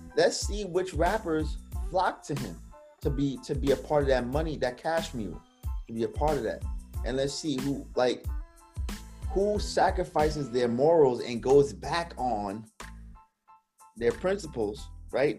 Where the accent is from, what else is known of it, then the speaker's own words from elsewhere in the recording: New York City, New York, United States; when I was growing up in Brooklyn, New York